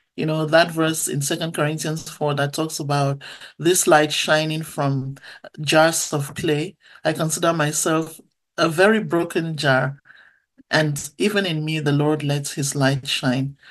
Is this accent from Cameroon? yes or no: yes; Bamenda, North-West Region, Cameroon; That's where I was born in a little town called Bamenda. And uh, so, growing up in Cameroon, I went to church a lot as a little girl.